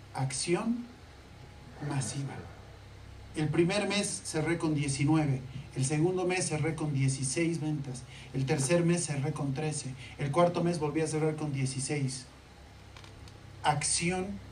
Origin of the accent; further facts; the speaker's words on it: La Paz, Bolivia; soy de La Paz